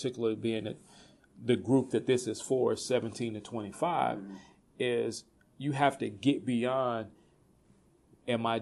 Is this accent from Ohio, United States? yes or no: no; College Park, Georgia, United States; moved away; I grew up in College Park, Georgia